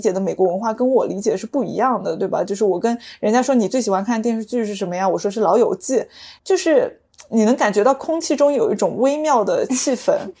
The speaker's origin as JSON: {"language": "Chinese", "country": "China", "tie": "born or raised there", "moved": "as an adult", "said": "作为一个土生土长的中国人，在英文里叫 Chinese Chinese"}